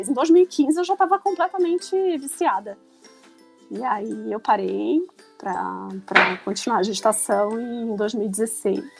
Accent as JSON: {"language": "Portuguese", "region": "Rio de Janeiro", "country": "Brazil", "moved": "yes", "lives_now": "São Paulo, Brazil", "said": "Mas eu moro em São Paulo há 15 anos, mas não perco sotaque. E engraçado, quando eu vou pro Rio, o pessoal fala que eu já perdi o sotaque de carioca"}